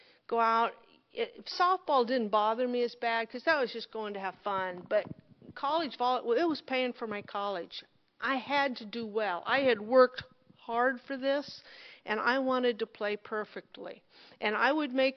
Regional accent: Loup Canal, near Monroe, Nebraska, United States; I grew up on the Monroe Canal, on the Loop Canal

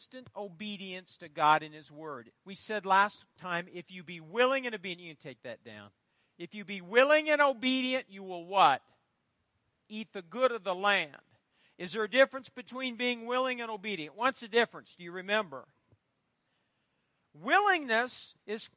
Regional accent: Fairbury, Nebraska, United States; I grew up in Fairbury

